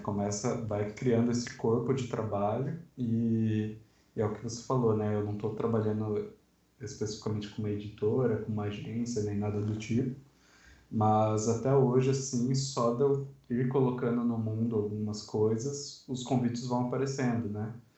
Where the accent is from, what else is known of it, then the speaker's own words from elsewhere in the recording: Sorocaba, São Paulo, Brazil; now in Guarulhos, Brazil; Sou de Sorocaba, mas atualmente moro em Guarulhos